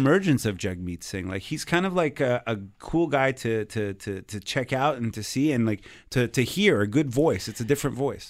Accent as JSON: {"language": "English", "town": "Montreal", "region": "Quebec", "country": "Canada", "said": "I'm a comic from Montreal"}